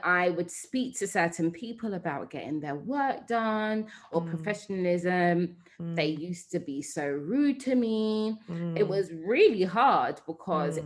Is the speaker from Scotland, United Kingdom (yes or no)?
no; London, United Kingdom; moved away as an adult; also born or lived in Nigeria; I'm a Londoner